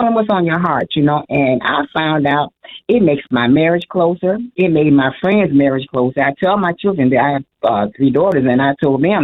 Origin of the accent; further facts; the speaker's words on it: Illinois, United States; moved away as an adult; now in Arizona, United States; moved to Arizona from Illinois 8 years ago. And even now with this move, which was a drastic move, we both were born in Illinois